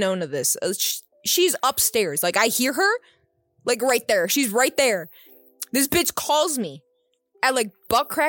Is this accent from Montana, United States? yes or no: no; Texas, United States; I'm literally raised in fucking Texas